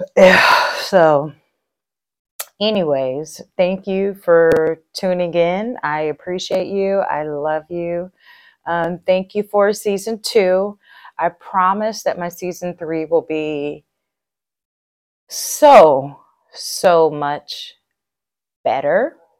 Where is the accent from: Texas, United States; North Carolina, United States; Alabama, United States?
Texas, United States; I'm a Texan